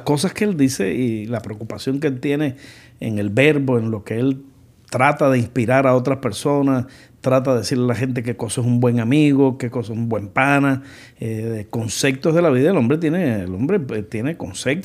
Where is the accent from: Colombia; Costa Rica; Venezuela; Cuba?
Cuba; en mi país, también en Cuba